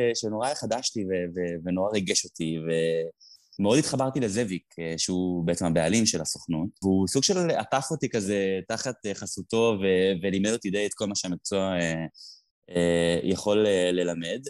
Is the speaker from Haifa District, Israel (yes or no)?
no; Tel Aviv, Tel Aviv District, Israel; אני גדלתי בתל אביב